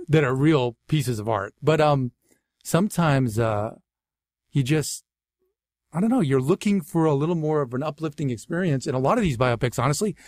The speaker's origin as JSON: {"language": "English", "town": "Natick", "region": "Massachusetts", "country": "United States", "tie": "born or raised there", "also_born_or_lived": "Waltham, Massachusetts / Framingham, Massachusetts / Boston", "accent": "Boston", "moved": "yes", "said": "I was born in, uh, Waltham, Massachusetts, but I really grew up in Natick, Massachusetts, in Framingham, Mass, which is like sixteen miles west of Boston"}